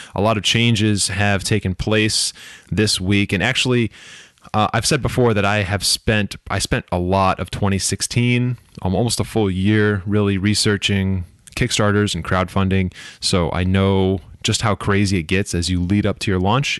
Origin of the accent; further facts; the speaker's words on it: United States; being an American that live here